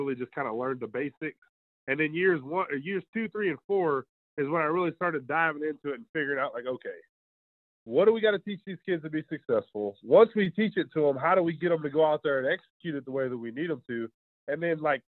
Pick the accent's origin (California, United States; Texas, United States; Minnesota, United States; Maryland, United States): Texas, United States; Magnolia; I'm in Magnolia, which is where I grew up